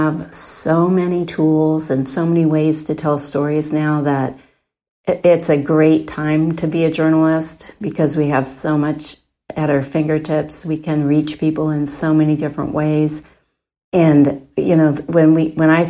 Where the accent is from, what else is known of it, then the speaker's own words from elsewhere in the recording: Portland, Oregon, United States; I grew up in Northwest Portland and a family of five, and we got the Oregonian every day.